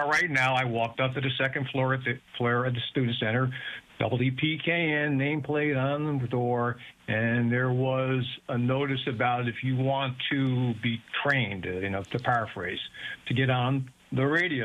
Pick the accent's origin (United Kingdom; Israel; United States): United States; Bloomfield, New Jersey; moved away as an adult; also born or lived in Brooklyn, New York / Hamden, Connecticut; now in Stamford, United States; I was born in Brooklyn, grew up in Bloomfield, New Jersey